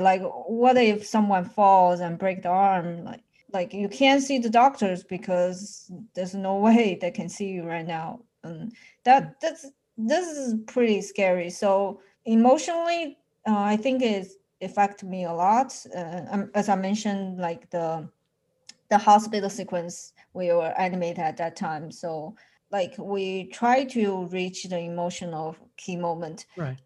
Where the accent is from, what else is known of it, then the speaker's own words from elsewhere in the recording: Wuhan, Hubei, China; now in United States; Since I have moved to the US, I'm far away from my home. It makes me the one who always worry about them, especially recently since Wuhan is actually my hometown.